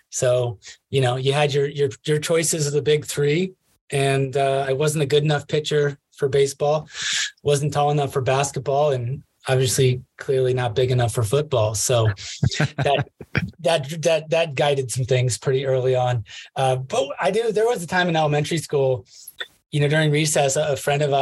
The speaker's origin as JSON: {"language": "English", "town": "Pella", "region": "Iowa", "country": "United States", "tie": "born or raised there", "moved": "yes", "lives_now": "Colorado, United States", "said": "Not too far from Des Moines. Um, okay. It's uh, Pella, Iowa."}